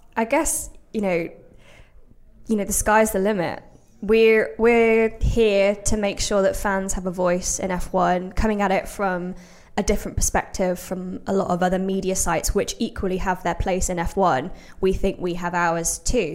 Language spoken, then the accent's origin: English; Brixworth, East Midlands, United Kingdom; I grew up in Brixworth as well, which is just north of Northampton